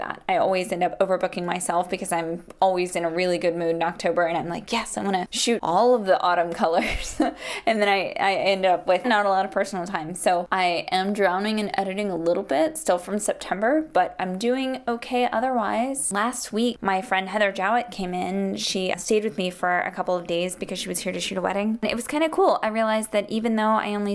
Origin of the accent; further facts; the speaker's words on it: Charleston, West Virginia, United States; moved away; visit my dad in my hometown of Charleston, West Virginia